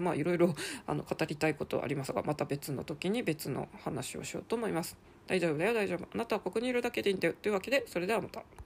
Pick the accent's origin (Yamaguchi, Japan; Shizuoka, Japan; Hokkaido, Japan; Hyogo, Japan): Hokkaido, Japan; Sapporo; moved away as an adult; 地元でぬくぬく、まあ北海道札幌